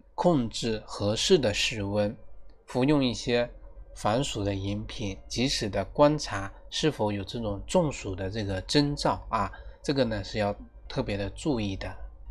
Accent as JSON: {"language": "Chinese", "country": "China", "said": "我们中国人几千年来的一个祖传秘方"}